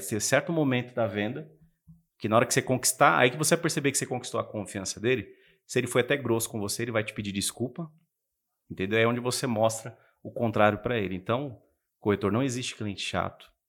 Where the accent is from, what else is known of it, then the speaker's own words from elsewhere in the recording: Ferraz de Vasconcelos, São Paulo, Brazil; Eu vim de Ferraz, eu sou o príncipe de Ferraz de Vasconcelos.